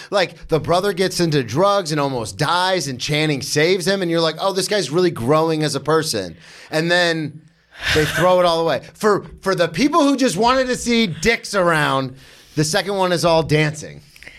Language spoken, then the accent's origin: English; Florida, United States; I'm from Florida.